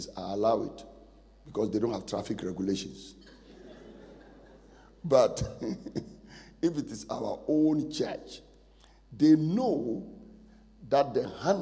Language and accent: English; Ghana; moved away; also born or lived in Nigeria; I'm a Ghanaian by birth, Nigerian by choice.